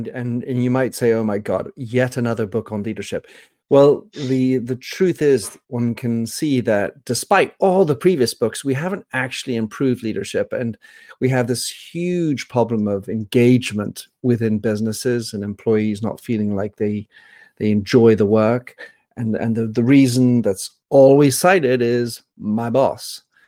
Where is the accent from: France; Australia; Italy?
France; also born or lived in Belgium / England; So I am an American with French nationality. I was born in Belgium, raised in France, educated in England, and thus think of myself as somewhat polynational, polyglossy.